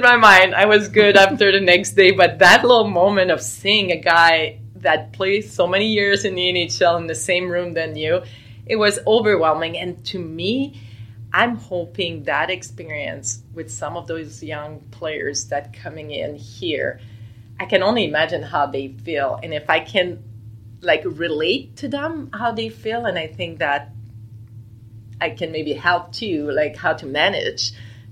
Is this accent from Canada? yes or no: yes; Quebec, Canada; I was a big Quebec Nordiques fan growing up in Quebec